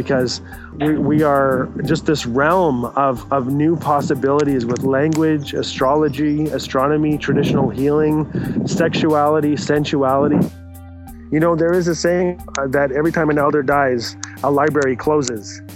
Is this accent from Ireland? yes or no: no; Fort Smith, Northwest Territories, Canada; I am Tli Cho from Fort Smith, Northwest Territories